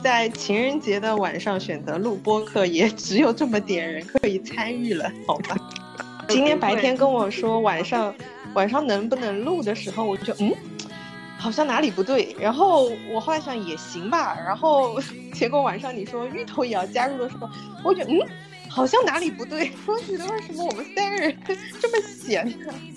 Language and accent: Chinese; Suzhou, Jiangsu, China; 我们本地